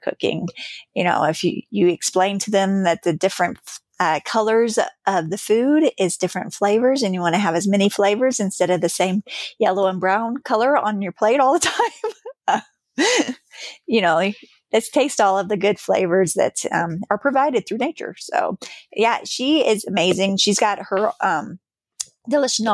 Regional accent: Missouri, United States; I am from Missouri myself

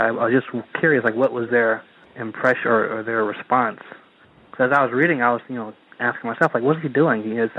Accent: Ohio, United States; also born or lived in Athens, Ohio; I'm also originally from Ohio and spent some time in Athens

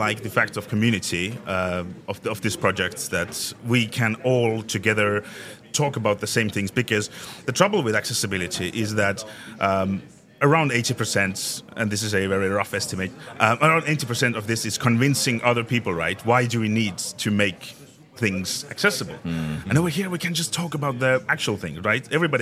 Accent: Estonia; I come from Estonia

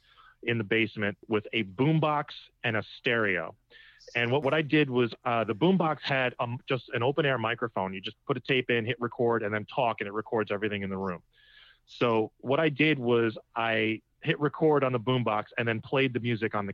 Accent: Trumbull, Connecticut, United States; I grew up in Trumbull, Connecticut

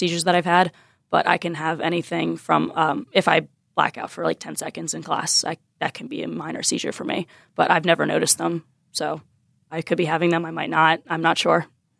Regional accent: Pottstown, Pennsylvania, United States; moved away as an adult; now in Philadelphia, United States; I'm from Pottstown, Pennsylvania. I'm not used to big buildings. I'm used to farm country and running around having fields around me, not buildings.

